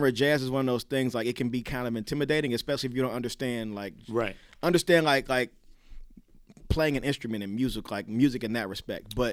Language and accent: English; Cincinnati, Ohio, United States; I mean, I'm from Cincinnati.